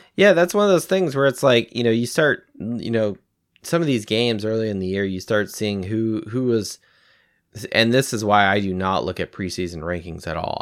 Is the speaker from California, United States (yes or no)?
yes; California, United States; moved away; I'm originally from the West Coast. I'm from California